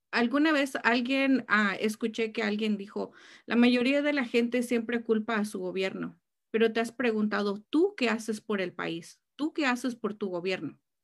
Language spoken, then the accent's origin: Spanish; Mexico; now in California, United States; como buena mexicana